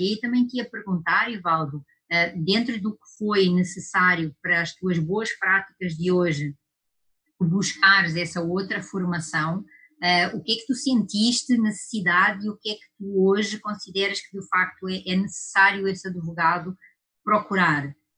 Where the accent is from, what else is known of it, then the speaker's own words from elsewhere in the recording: Portugal; accent: European Portuguese; now in Brazil; por causa do meu sotaque, isso é coisa lá da Europa, isso é coisa lá de Portugal